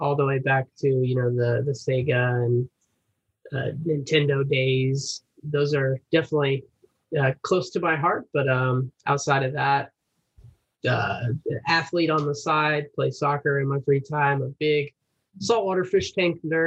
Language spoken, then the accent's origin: English; Atlanta, Georgia, United States; I'm from Atlanta, Georgia. Grew up here in the area.